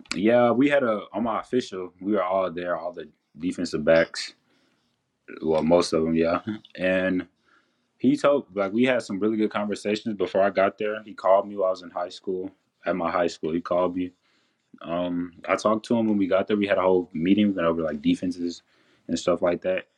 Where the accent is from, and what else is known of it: Henderson, Texas, United States; born or raised there